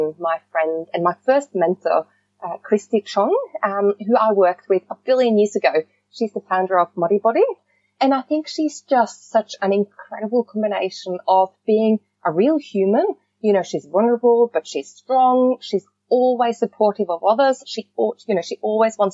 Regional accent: Norway; moved away; growing up in Norway

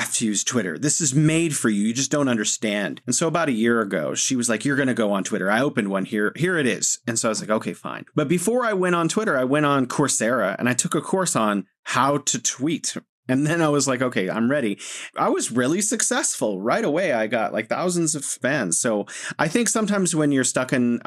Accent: United States; as an American

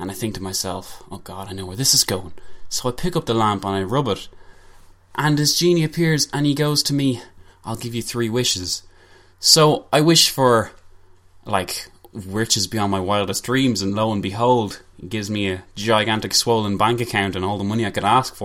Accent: Ireland; we are Irish

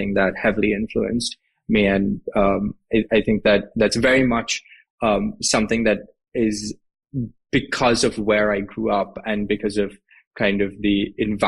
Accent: Mumbai, Maharashtra, India; moved away as an adult; So I grew up in Mumbai in India. I was in Mumbai until I basically went to college

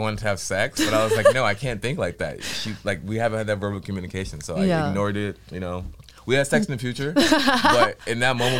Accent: Inglewood, California, United States; born and raised in California.

